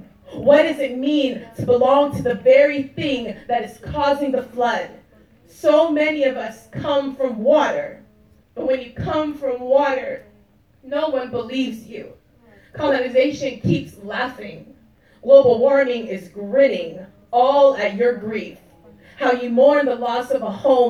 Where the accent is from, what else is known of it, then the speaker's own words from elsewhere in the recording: California, United States; California, which is where I'm from